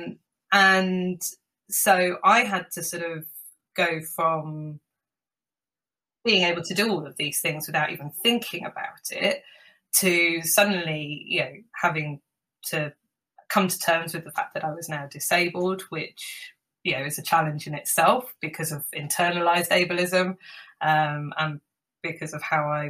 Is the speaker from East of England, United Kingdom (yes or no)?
no; London, United Kingdom; I'm a Londoner